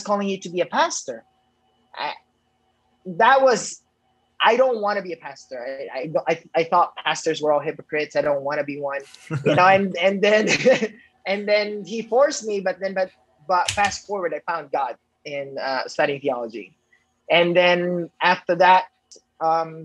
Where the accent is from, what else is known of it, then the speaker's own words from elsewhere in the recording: Negros Island Region, Philippines; also born or lived in Indonesia / Los Angeles; in the Philippines where I was born in Negros